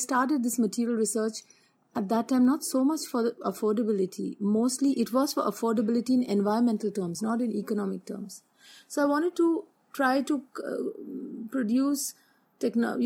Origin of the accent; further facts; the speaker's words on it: Mumbai, Maharashtra, India; moved away; also born or lived in Australia; I come from Bombay